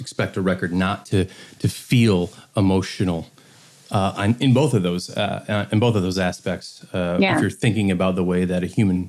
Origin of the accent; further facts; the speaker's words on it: Detroit, Michigan, United States; I'm from Detroit. I'm here in Detroit right now.